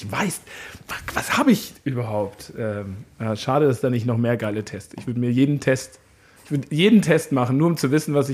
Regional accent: Munich, Bavaria, Germany; ich komme ja aus München

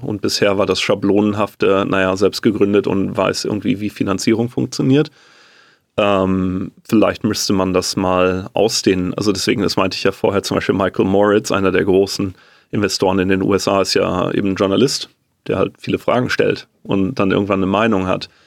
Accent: Germany; als Deutscher

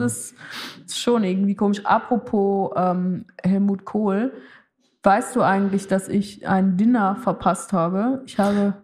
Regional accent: Switzerland; für mich als Schweizerin

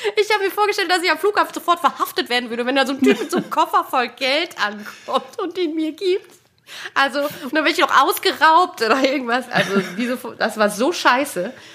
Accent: Munich, Bavaria, Germany; moved away; also born or lived in North Rhine-Westphalia; ich bin in München geboren

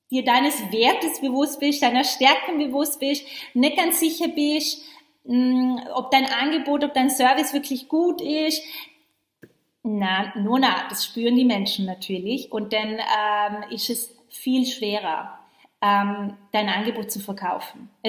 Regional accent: Vorarlberg, Austria; Äh, ich komme ja ursprünglich ganz aus dem Westen von Österreich. Ich bin ja in Vorarlberg aufgewachsen.

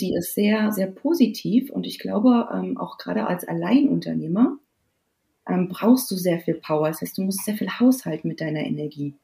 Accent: Germany; bei uns in Deutschland

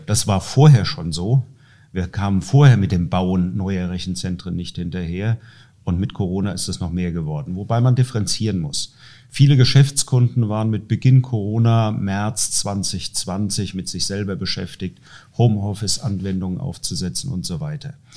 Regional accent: Dreieich, Hesse, Germany; ich komme aus Dreieich, eine Stadt mit 42.000, 43 43.000 Einwohnern

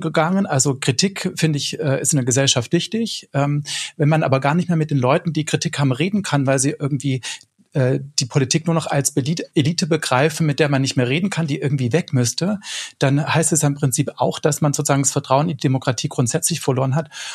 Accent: Swabia, Baden-Württemberg, Germany; accent: Swabian; die dann meinen Dialekt sprechen, wenn ich auf einer Demo bin, äh, als Schwabe

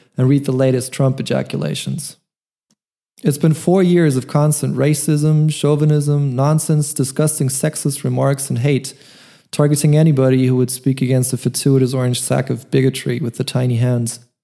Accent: Germany; moved away as an adult; also born or lived in Munich, Germany; now in Vienna, Austria; I'm half American musician, born in Germany. Two years ago, I moved from Munich to Vienna, Austria

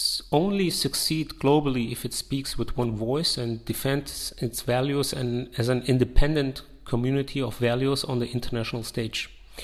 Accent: Afghanistan; also born or lived in Yugoslavia; I'm originally came from Afghanistan and grew up in former Yugoslavia.

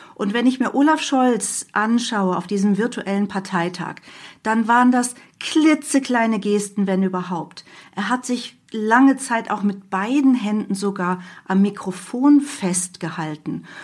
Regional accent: near Hanover, Lower Saxony, Germany; Ich komme auch aus der Nähe von Hannover

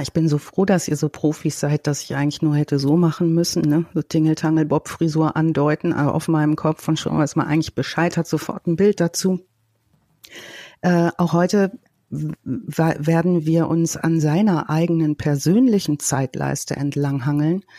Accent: Ruhr area, North Rhine-Westphalia, Germany; bei uns im Ruhrgebiet

